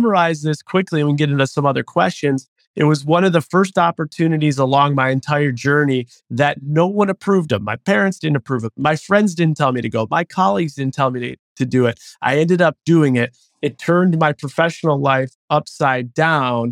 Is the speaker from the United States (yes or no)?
yes; Buffalo, New York, United States; moved away; born and raised in Buffalo, New York